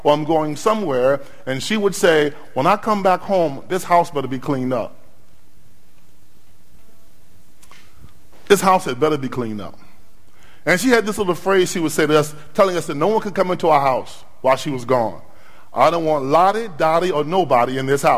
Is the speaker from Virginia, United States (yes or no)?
yes; Norfolk, Virginia, United States; I drove from my hometown of Norfolk, Virginia